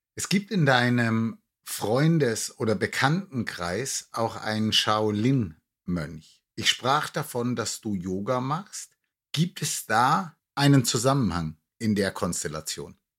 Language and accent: German; near Nuremberg, Franconia, Bavaria, Germany; moved away as an adult; now in Cologne, Germany; Ich bin ja nun auch gebürtiger Franke und in der Nähe von Nürnberg aufgewachsen.